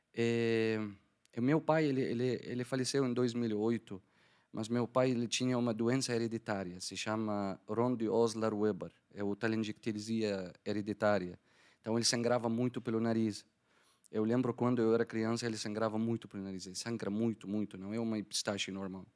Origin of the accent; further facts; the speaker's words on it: Damascus, Damascus Governorate, Syria; Portuguese is a second language; moved away as an adult; also born or lived in Algiers, Algeria; now in Curitiba, Brazil; eu sou da Síria, Damasco. Eu nasci em Damasco, é, cresci em Damasco